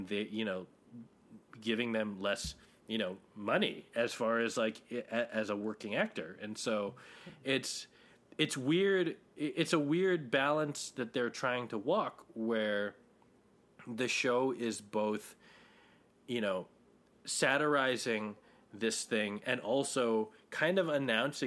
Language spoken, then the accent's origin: English; Hawaii, United States; I grew up in Hawaii, and I'm not ethnically Hawaiian.